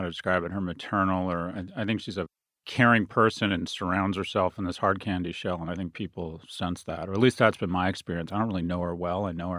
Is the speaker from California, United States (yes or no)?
yes; California, United States; I'm a product of big government, raised by a single mother who lived and died a secretary, and the Regents of the University of California and California taxpayers